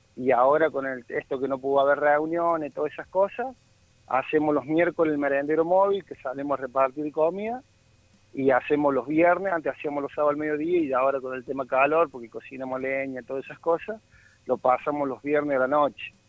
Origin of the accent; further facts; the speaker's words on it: Córdoba, Argentina; yo soy del Bajo Yopeyu